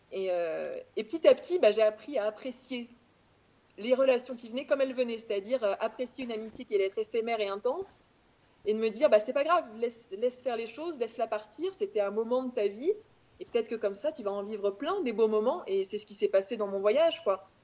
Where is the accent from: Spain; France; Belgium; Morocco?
France; Auvergne-Rhône-Alpes; moved away as an adult; also born or lived in Clermont-Ferrand / Paris; je viens d'Auvergne, j'ai grandi en Auvergne, j'ai fait mes études euh, en Auvergne, à Clermont-Ferrand.